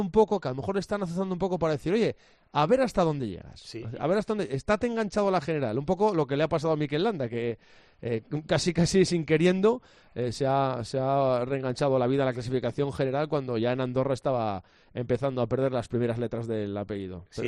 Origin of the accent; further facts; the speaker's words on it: Asturias, Spain; como asturiano